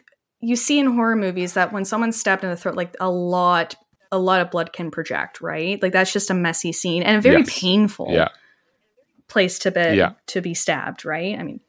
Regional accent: Canada; It just sounds bad coming from me because I'm disturbingly Canadian.

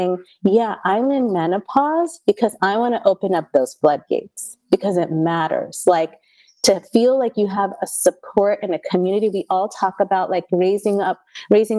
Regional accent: India; we're Indian

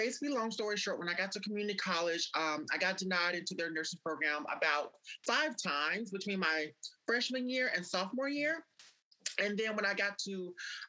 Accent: Mississippi, United States; I was born and raised in Mississippi

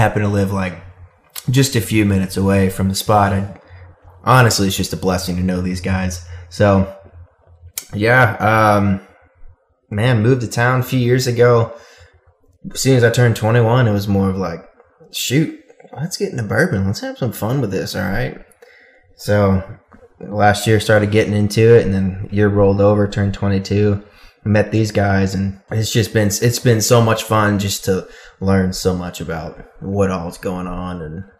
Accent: the South, United States; I'm born and raised in the South

